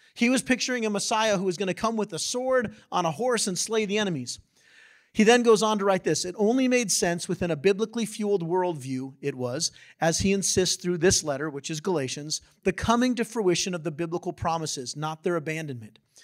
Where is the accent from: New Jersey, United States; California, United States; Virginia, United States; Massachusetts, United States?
California, United States; San Diego; I grew up in San Diego